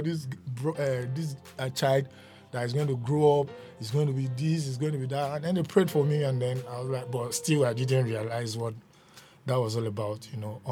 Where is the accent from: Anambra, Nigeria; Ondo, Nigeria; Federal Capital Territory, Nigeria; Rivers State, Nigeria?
Ondo, Nigeria; I'm from Ondo State